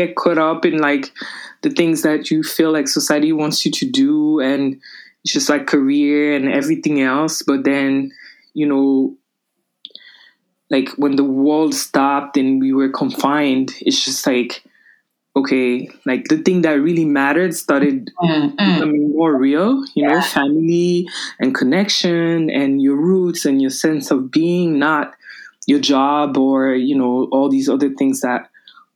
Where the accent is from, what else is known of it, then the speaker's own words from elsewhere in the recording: Paris, Île-de-France, France; moved away as an adult; also born or lived in Mali; now in New York, United States; I was born in Mali, West Africa, but I was raised in Paris, France.